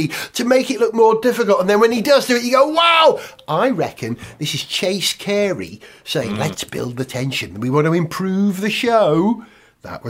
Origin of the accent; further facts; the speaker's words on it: Holywell, Wales, United Kingdom; my hometown, Holywell, in North Wales